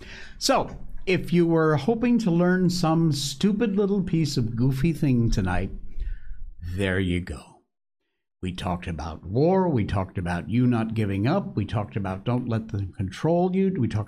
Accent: United States; now in China; Here where I live, chili sauce is the big thing, but I'm still an American patriot and I stick with my ketchup.

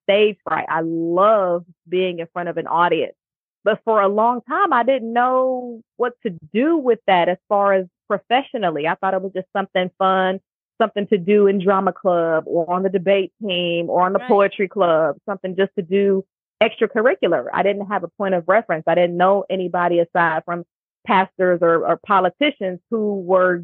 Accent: Cleveland, Ohio, United States; moved away as an adult; now in Houston, United States; when I moved back to my hometown of Cleveland, I joined a corporate club

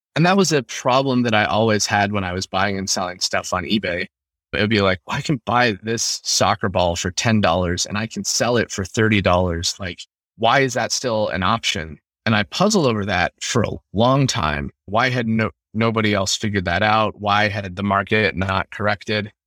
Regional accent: Utah, United States; moved away as an adult; also born or lived in Ukraine; growing up in Utah

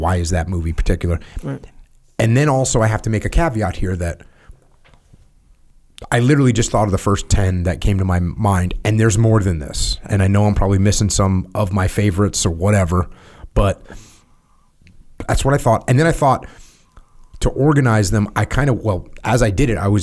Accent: New England, United States; I'm from New England

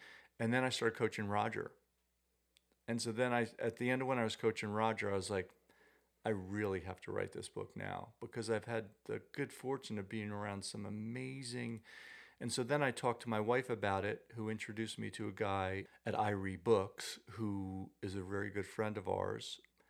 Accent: East Hampton, New York, United States; Yeah, born and raised in East Hampton.

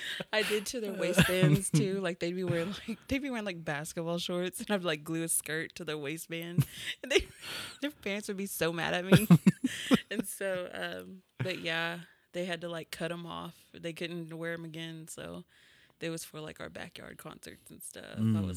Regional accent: Tahlequah, Oklahoma, United States; also born or lived in Norman, Oklahoma; I'm actually from Tahlequah.

